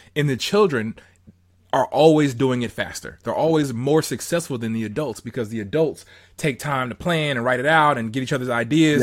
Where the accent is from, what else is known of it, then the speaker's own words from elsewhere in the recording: Southern California, United States; I'm from Southern, Southern California